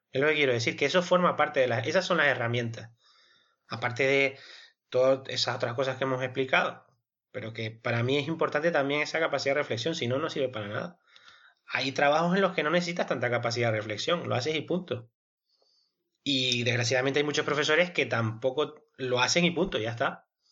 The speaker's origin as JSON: {"language": "Spanish", "country": "Spain", "said": "somos nosotros los españoles"}